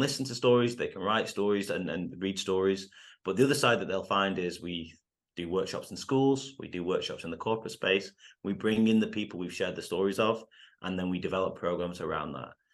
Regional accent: United Kingdom; moved away as an adult; also born or lived in United States; I'm half Indian, I'm half English, and no one really looks like me in the U K when they play soccer

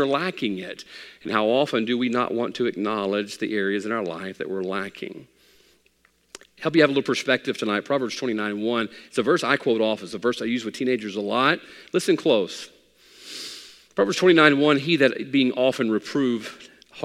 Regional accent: United States; I'm an American male

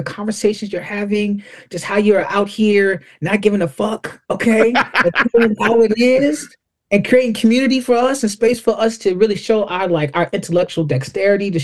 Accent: Buffalo, New York, United States; We're from Buffalo, New York, and anybody knows about Buffalo, the Rust Belt

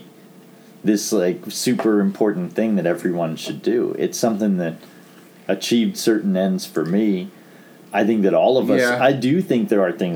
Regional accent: Chester County, Pennsylvania, United States; growing up in Chester County, Pennsylvania

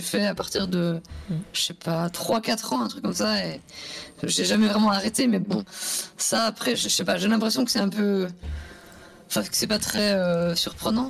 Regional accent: Switzerland; moved away; moi je viens de Suisse à la base

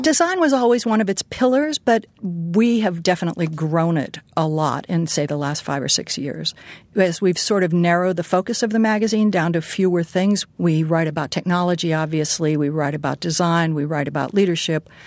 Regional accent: Pittsburgh, Pennsylvania, United States; moved away; I grew up in Pittsburgh

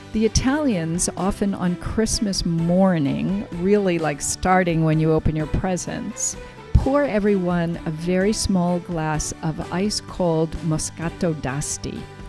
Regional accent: Ireland; I'm Irish, but I don't know. Italy has Ireland beat left and right when it comes to food and wine traditions.

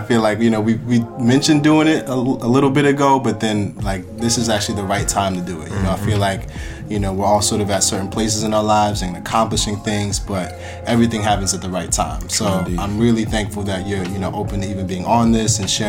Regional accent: Amherst, New York, United States; now in New York City, United States; I was born on Niagara Falls Boulevard, not too far from Buffalo University. So, like, over, like, Amherst area.

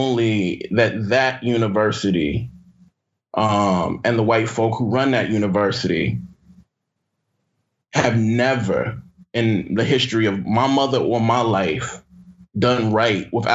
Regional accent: Jackson, Mississippi, United States; I was born and raised in Jackson, Mississippi.

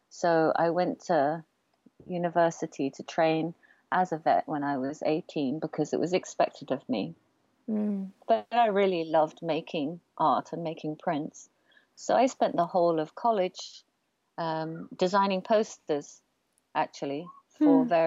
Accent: Oxford, South East England, United Kingdom; now in London, United Kingdom; I'm an artist printmaker living in London. And um, my parents are from Malaysia and Singapore. I was born in Oxford and I grew up in this kind of amazing, beautiful university town, feeling like a little bit like an outsider in my home country.

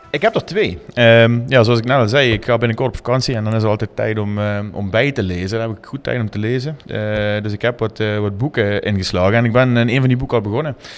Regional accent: Limburg, Netherlands; hoe wij als Limburgers in elkaar zitten

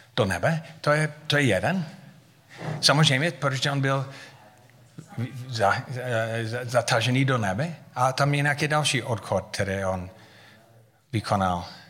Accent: United States; Czech is a second language; moved away as an adult; now in Havířov, Czech Republic; Já jsem říkal, z Ameriky

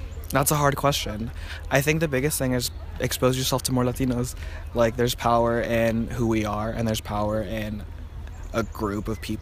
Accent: South Carolina, United States; also born or lived in Bolivia; We've got a ton of family. All my dad's family essentially lives in South Carolina, where I'm from.

